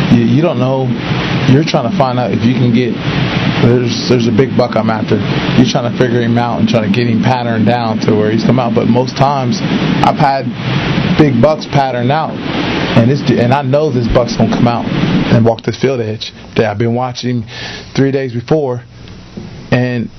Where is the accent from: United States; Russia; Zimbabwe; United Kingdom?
United States; Ohio; I'm from Ohio